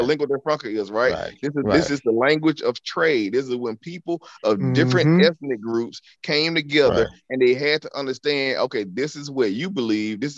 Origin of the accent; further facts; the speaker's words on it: Alabama, United States; we both from the South. You from New Orleans, I'm from Alabama